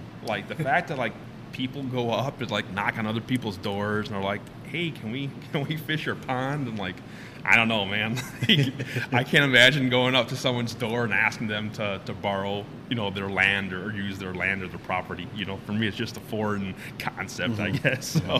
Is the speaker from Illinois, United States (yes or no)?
yes; Chicago, Illinois, United States; moved away as an adult; now in Iowa, United States; I'm originally from Chicago. I moved here about 4 or 5 years ago, maybe a little bit longer than